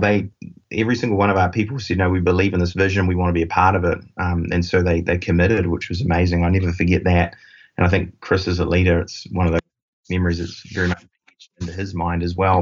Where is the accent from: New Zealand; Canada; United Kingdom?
New Zealand; accent: New Zealand; moved away as an adult; we do have about 100 of our team down in New Zealand, uh, which is where my accent is from